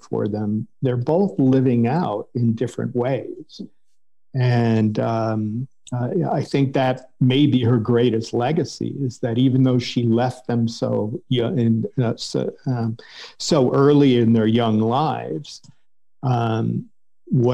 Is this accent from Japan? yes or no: no; Cleveland, Ohio, United States; I grew up in Cleveland, Ohio